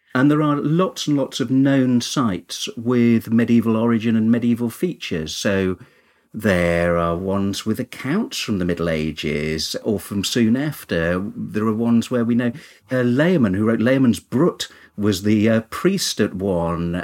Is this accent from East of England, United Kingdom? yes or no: no; Kinver, West Midlands, United Kingdom; I'm originally from Kinver in Staffordshire, which has lots and lots of cave dwellings and there where as a child I learned archaeology.